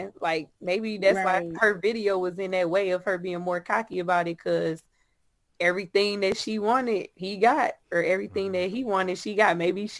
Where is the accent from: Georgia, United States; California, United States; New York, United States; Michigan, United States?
Michigan, United States; Benton Harbor; I'm from Bent Harbor